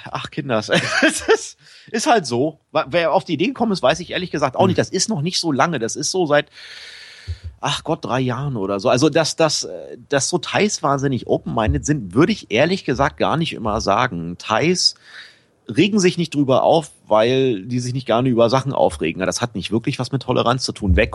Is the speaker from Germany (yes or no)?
yes; eastern Germany, Germany; now in Thailand; Es ist halt, bei uns im Osten hatte man Erich.